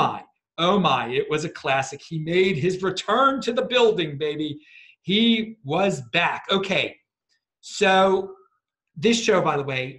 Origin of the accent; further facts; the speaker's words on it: Baltimore, Maryland, United States; moved away; I'm from Baltimore originally